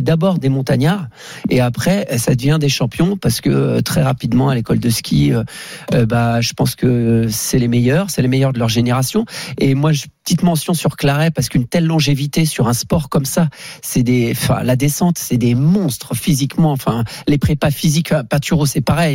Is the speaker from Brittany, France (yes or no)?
yes; Brittany, France; je viens de la Bretagne